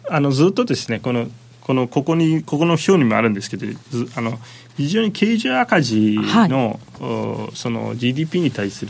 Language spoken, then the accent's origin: Japanese; Japan; あの正確には私はトルコ人ではなく日本人なんで